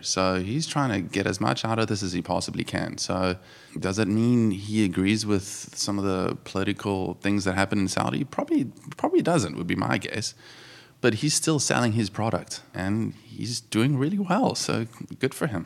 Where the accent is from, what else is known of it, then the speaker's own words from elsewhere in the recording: South Africa; moved away as an adult; also born or lived in Johannesburg, South Africa; now in Jupiter, United States; With being a small country, we're all, you know, p, very patriotic